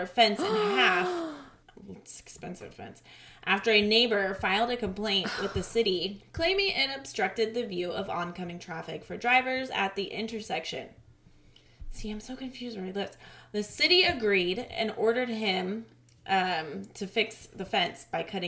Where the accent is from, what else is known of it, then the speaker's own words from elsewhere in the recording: Santa Rosa, California, United States; my hometown that I am in right now